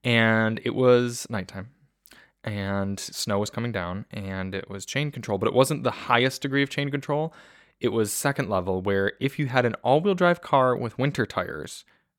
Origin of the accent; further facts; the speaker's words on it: Michigan, United States; good made drivers growing up in Michigan, made it just fine